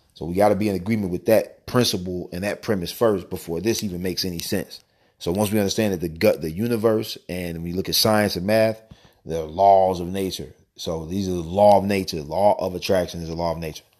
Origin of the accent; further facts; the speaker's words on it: St. Louis, Missouri, United States; my hometown